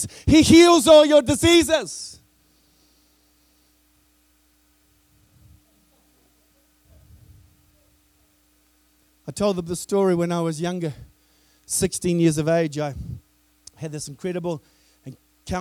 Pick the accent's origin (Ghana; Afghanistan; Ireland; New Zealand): New Zealand; I come from New Zealand, which is the furthest most point from when this word was spoken